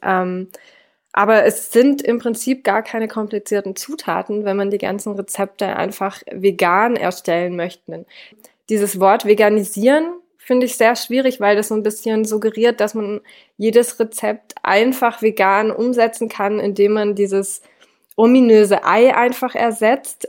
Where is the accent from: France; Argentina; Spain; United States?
France; now in Swabia, Germany; ich bin ja in Frankreich aufgewachsen.